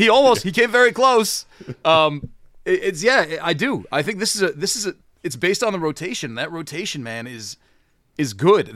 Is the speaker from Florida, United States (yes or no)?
no; Syracuse, New York, United States; I'm from Syracuse